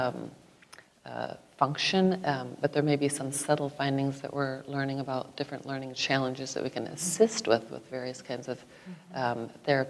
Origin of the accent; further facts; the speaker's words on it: Iowa, United States; I was born here in Iowa.